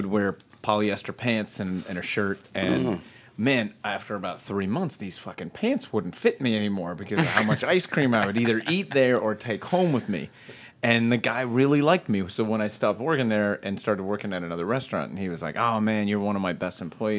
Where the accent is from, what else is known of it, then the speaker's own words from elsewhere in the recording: Pennsylvania, United States; moved away; I grew up in Pennsylvania originally.